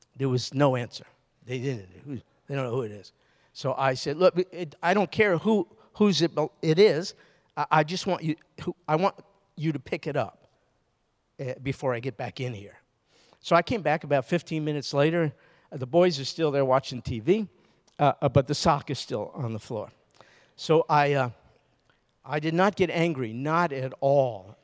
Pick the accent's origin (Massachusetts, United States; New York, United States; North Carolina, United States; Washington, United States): New York, United States; moved away; also born or lived in Baton Rouge; I'm from New York